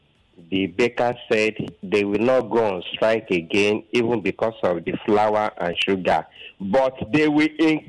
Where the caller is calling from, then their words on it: Aja, Lagos, Nigeria; I'm calling from Aja.